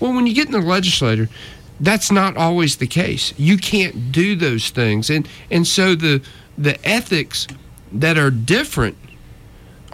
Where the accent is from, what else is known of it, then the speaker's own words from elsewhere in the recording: North Georgia, United States; I grew up in North Georgia, up in the mountains